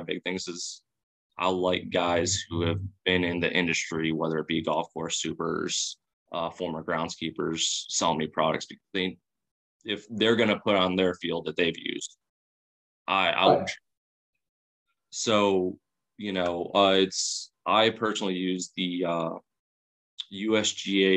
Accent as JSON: {"language": "English", "town": "Chicago", "region": "Illinois", "country": "United States", "tie": "born or raised there", "said": "I'm from Chicago"}